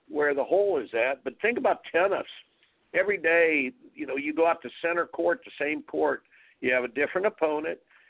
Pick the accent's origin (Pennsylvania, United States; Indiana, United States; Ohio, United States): Indiana, United States; I grew up in Indiana